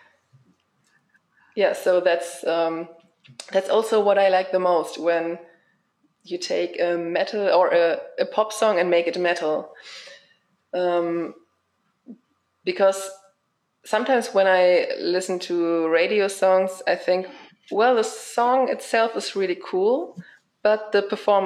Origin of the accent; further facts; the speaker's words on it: hometown near Braunschweig, Lower Saxony, Germany; in my hometown